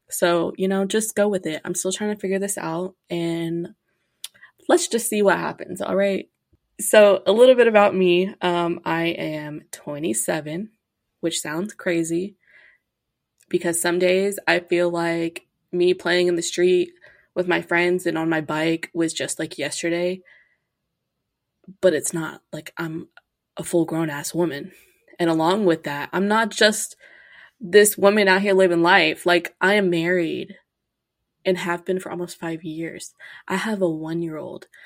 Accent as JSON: {"language": "English", "town": "Grand Prairie", "region": "Texas", "country": "United States", "said": "I am from Grand Prairie, Texas, aka Dallas. Not aka, it's not Dallas."}